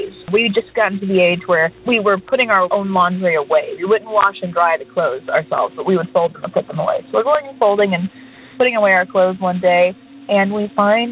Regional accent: Texas, United States; also born or lived in Houston, Texas; now in Nashville, United States; Texas, which is where I'm from originally

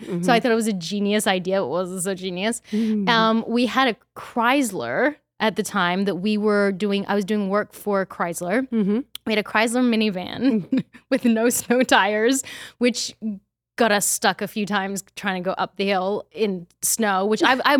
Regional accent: Australia; moved away; also born or lived in Austin; I'm Australian.

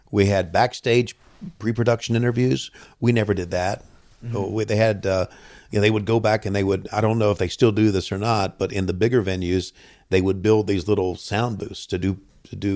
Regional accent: the South, United States; because I am from the South and and I did work hard on changing my voice throughout the years.

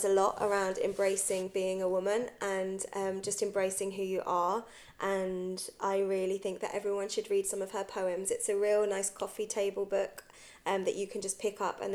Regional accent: Guildford, South East England, United Kingdom; moved away as an adult; also born or lived in Bristol; I was brought up in Guildford, which is quite a white middle class area

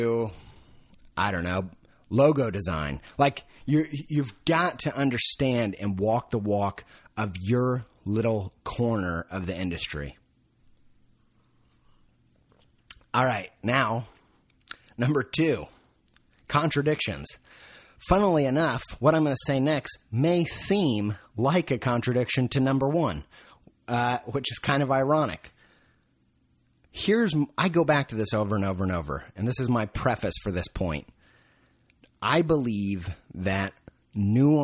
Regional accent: Indiana, United States; moved away; I came from Indiana.

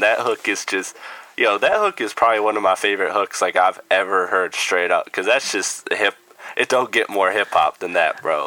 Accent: Midwest, United States; I'm from the Midwest

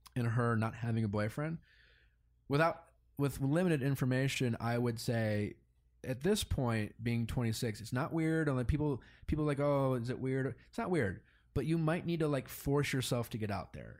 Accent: Milwaukee, Wisconsin, United States; moved away; growing up in Milwaukee

